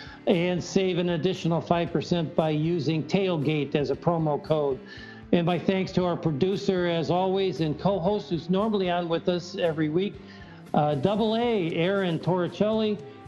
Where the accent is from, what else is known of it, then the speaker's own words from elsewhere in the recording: Chicago, Illinois, United States; moved away as an adult; now in Wisconsin, United States; I grew up in the Chicagoland area, and I moved up to Wisconsin in 1996. So I've been up here 24 years, but I'm less than 2 hours away from Woodfield Mall.